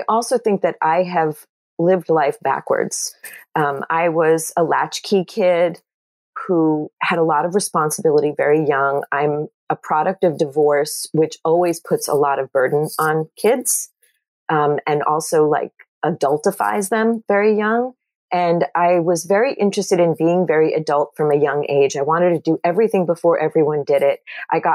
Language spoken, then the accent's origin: English; Long Island, New York, United States; I grew up in Jewish culture on Long Island